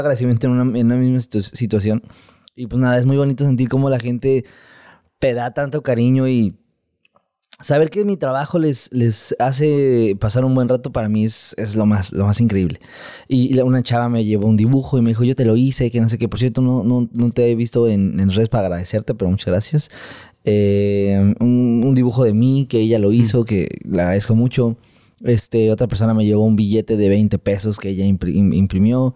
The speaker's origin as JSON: {"language": "Spanish", "country": "Mexico", "said": "mi país, en México"}